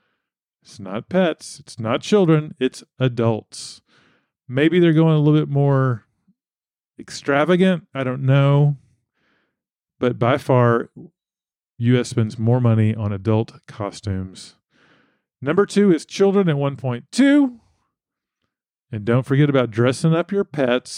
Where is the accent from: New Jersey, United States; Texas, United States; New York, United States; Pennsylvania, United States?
Texas, United States; my home state, Texas